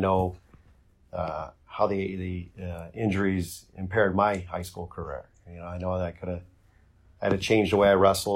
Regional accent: Bedford, Ohio, United States; I was grew up in Bedford and went to Chanel for high school

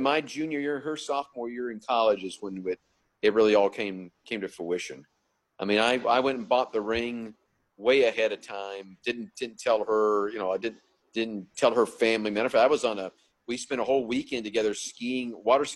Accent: Montreat, North Carolina, United States; moved away as an adult; also born or lived in Atlanta, Georgia / Guelph, Ontario, Canada; Yeah, I grew up in Montreat. I call Montreat, North Carolina, home

